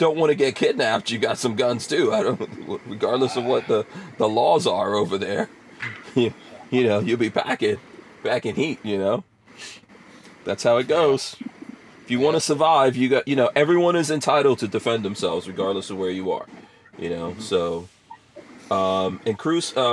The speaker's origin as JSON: {"language": "English", "country": "Guyana", "moved": "yes", "lives_now": "United States", "said": "I'm from Guyana"}